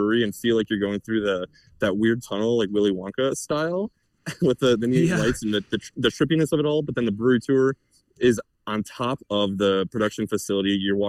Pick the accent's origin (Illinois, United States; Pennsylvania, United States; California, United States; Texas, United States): Illinois, United States; Chicago; moved away; I grew up in the Chicagoland area.